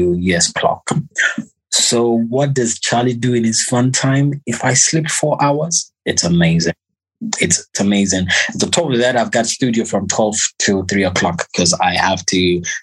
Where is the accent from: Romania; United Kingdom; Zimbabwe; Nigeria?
Zimbabwe; I'm from Zimbabwe